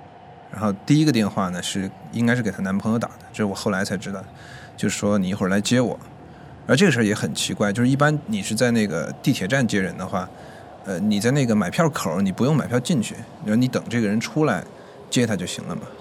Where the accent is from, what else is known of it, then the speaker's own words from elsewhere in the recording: Chongqing, China; moved away as an adult; now in Beijing, China; 呃，今年二十三岁，然后我是重庆人，在北京大概四年多了吧。